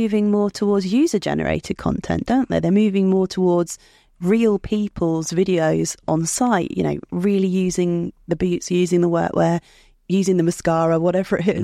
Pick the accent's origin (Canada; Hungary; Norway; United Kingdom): United Kingdom; I'm a British citizen